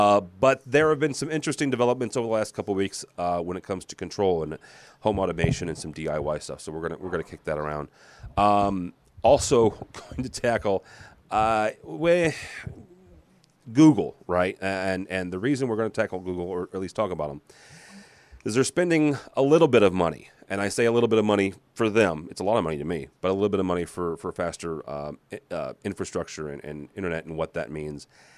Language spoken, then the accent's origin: English; Illinois, United States; I'm a cornflake, you know, being born and raised in Illinois.